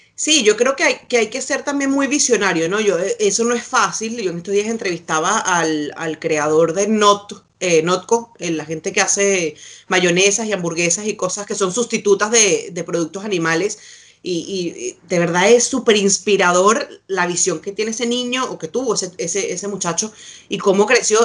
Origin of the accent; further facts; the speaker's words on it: Venezuela; now in Santiago, Chile; uno como venezolano está haciendo afuera